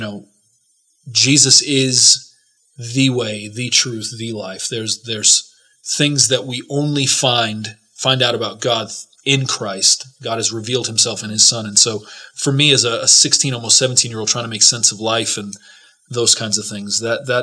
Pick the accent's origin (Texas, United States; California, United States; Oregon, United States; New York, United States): New York, United States; New York City; also born or lived in New Jersey; I grew up in New York City and in New Jersey